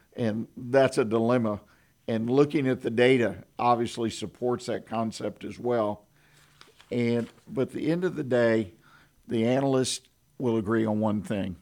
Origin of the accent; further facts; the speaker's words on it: Houston, Texas, United States; now in Conroe, United States; I grew up in Houston, Harris County